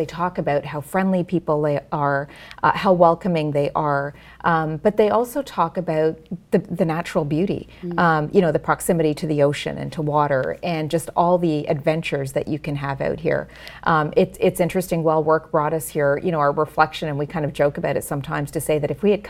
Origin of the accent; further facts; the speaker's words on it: Ontario, Canada; in the time that we grew up in Ontario, a lot of the cultural amenities weren't available that are there today.